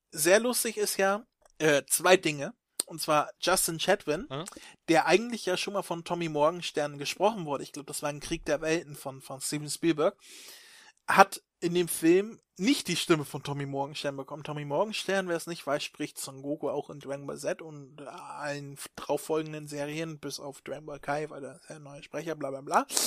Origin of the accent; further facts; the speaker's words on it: Stockelsdorf, Schleswig-Holstein, Germany; Ja, ich bin in Stockelsdorf aufgewachsen.